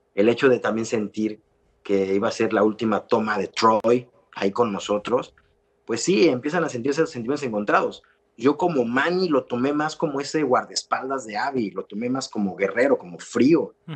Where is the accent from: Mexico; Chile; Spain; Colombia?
Mexico; Es un valor que tenemos como mexicanos maravilloso